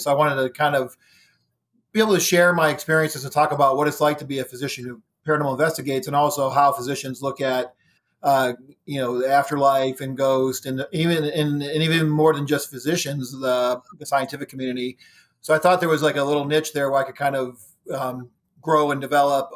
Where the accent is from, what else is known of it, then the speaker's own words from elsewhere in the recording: Ohio, United States; moved away as an adult; now in Virginia, United States; I was living in Ohio, born and raised in Ohio. I moved to Virginia in two thousand nine